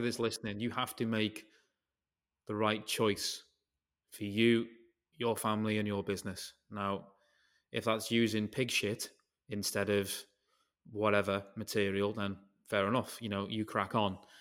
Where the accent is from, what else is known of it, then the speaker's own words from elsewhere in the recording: United Kingdom; if I'm British